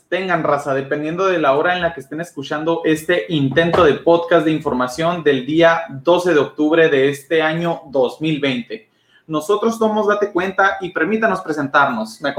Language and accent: Spanish; Mexico; nosotros como mexicanos